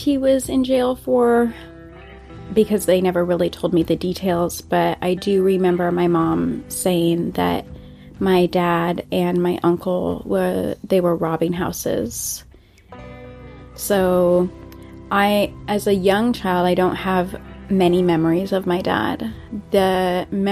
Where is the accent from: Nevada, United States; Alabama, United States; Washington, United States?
Washington, United States; Monroe; I grew up in Monroe, Washington